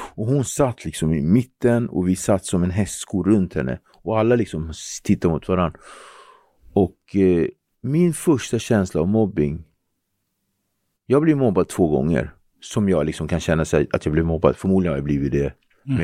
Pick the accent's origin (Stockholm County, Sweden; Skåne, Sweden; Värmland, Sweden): Stockholm County, Sweden; Nacka; born or raised there; also born or lived in Henriksdalsringen / Cape Verde (ancestry)